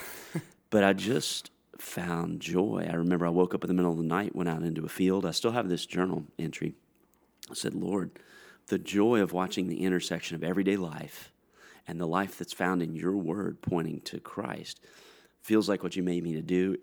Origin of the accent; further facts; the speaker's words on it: Greensboro, North Carolina, United States; I'm from Greensboro, North Carolina